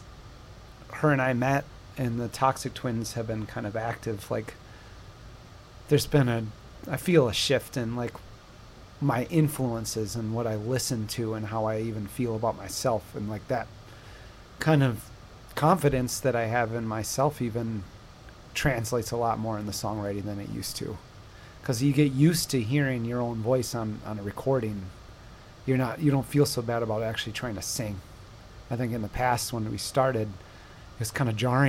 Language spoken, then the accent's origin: English; Buchanan, Michigan, United States; we grew up in Buchanan